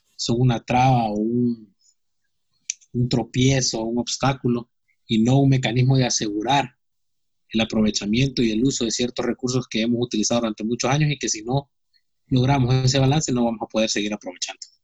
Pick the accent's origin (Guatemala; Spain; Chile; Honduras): Honduras; nosotros como hondureños